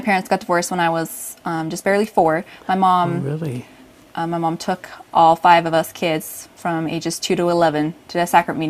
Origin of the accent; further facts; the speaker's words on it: Utah, United States; also born or lived in California / Washington; No, I was born in California. Okay. And but most of my, pretty much all the childhood I remember, I was in Utah. So yeah. We went from California to Washington. And by the time I was about two, we had settled in Utah and stayed here.